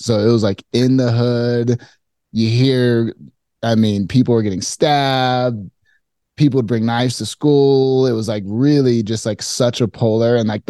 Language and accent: English; Phoenix, Arizona, United States; So I grew up in Phoenix. Very hot place.